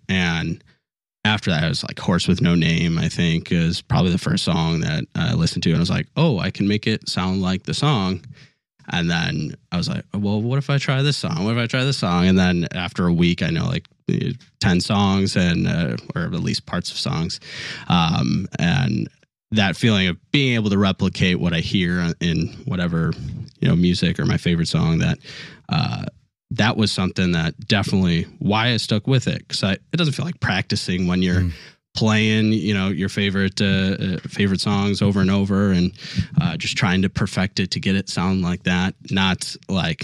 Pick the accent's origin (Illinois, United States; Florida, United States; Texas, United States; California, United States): Illinois, United States; Chicago; now in Louisville, United States; I'm from the Chicago area